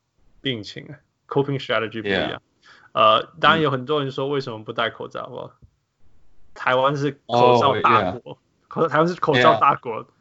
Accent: Canada; moved away; 我是加拿大人，

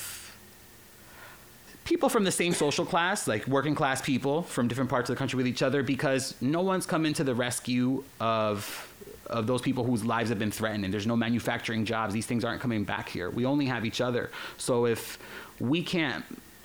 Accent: Newark, New Jersey, United States; first language Spanish; English is a second language; also born or lived in Spain / Barcelona; the metal fans that I grew up around in Newark, New Jersey

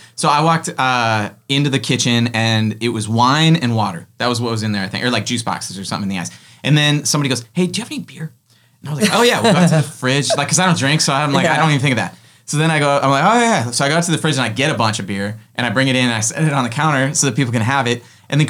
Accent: Sioux Falls, South Dakota, United States; my hometown in Sioux Falls, South Dakota.

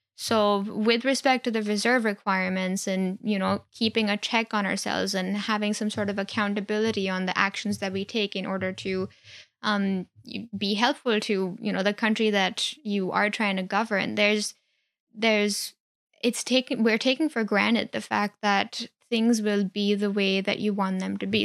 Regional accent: India; moved away; I grew up in India

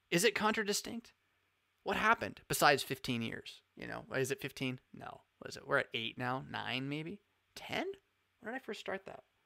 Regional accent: California, United States; I am from Cali

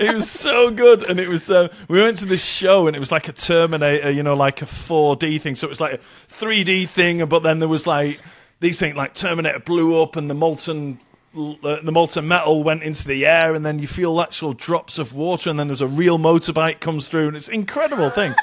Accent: United Kingdom; us being British

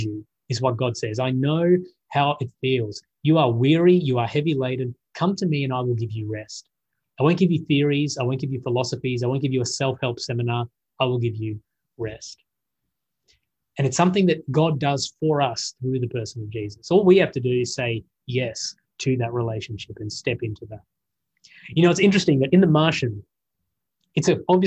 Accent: Australia; I'm an Australian.

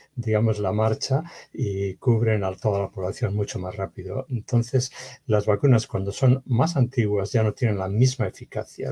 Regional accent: Bilbao, Basque Country, Spain; moved away; De España, de la nací en Bilbao, en el norte de España.

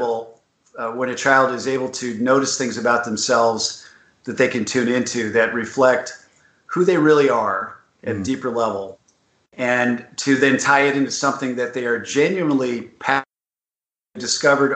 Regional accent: Southern California, United States; I grew up in Southern California.

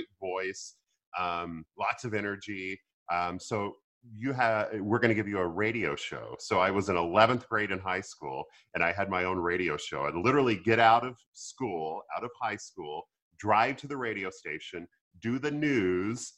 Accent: Arkansas, United States; I grew up in Arkansas

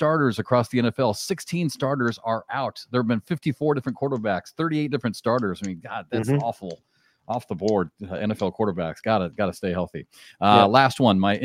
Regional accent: Midwest, United States

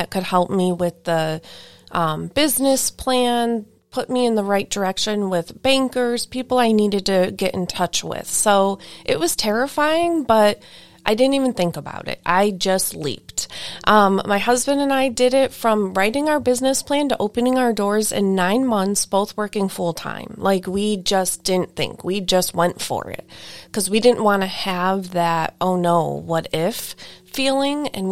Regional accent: Lake County, Ohio, United States; also born or lived in Geauga County, Ohio; I grew up in Lake County before I lived here when I was younger, but I grew up in Lake County as like my older

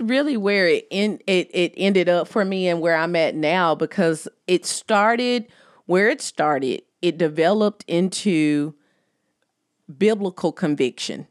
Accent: United States; accent: country; my country accent

